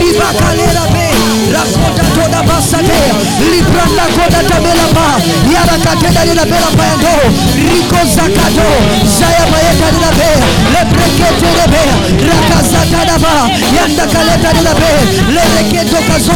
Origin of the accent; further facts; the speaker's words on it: Kenya; being a Kenyan, of being a black man, of being a Luo man, of being an African man.